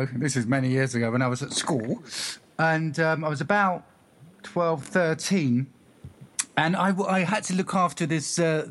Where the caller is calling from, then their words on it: England, United Kingdom; I am. Did you tell by my accent?